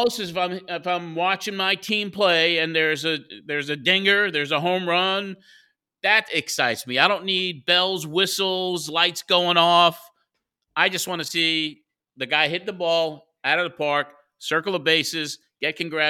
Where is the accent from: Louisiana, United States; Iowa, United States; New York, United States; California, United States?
New York, United States; moved away as an adult; now in Nashville, United States; You know, my family's here in New York. I'm born and raised in New York.